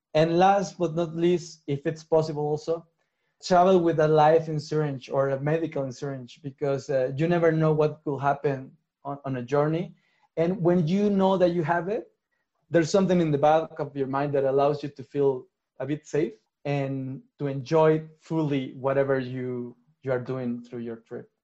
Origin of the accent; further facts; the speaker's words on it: Mexico; I'm from Mexico